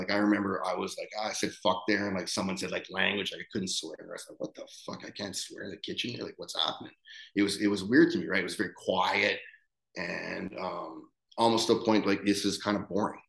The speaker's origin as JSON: {"language": "English", "town": "Winnipeg", "region": "Manitoba", "country": "Canada", "moved": "yes", "said": "I'm from fucking Winnipeg, right? Like, I'm from the Canadian prairies."}